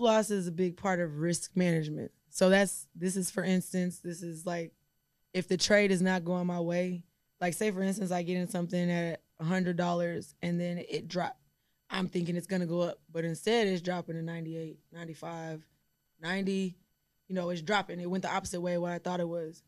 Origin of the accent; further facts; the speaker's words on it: Houston, Texas, United States; I'm also from Houston